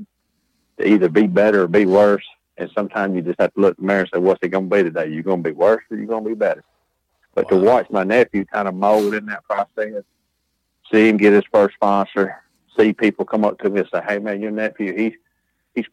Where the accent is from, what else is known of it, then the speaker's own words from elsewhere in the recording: Alabama, United States; I'm from Alabama.